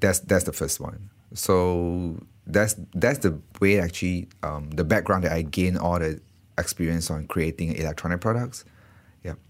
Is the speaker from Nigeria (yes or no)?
no; Malaysia; moved away as an adult; also born or lived in Singapore; I actually from Malaysia